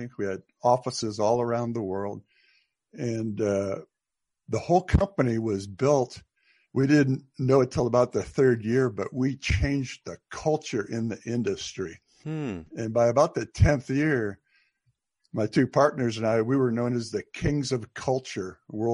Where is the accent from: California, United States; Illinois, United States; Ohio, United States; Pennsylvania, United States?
Ohio, United States; Cleveland; also born or lived in Houston, Texas; now in Charlotte, United States; I grew up in Cleveland, Ohio